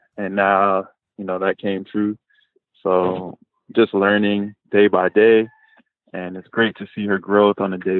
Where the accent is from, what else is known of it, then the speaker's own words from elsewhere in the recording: Los Angeles, California, United States; also born or lived in San Diego; I was born in San Diego, but we moved north to Los Angeles when I was 8 years old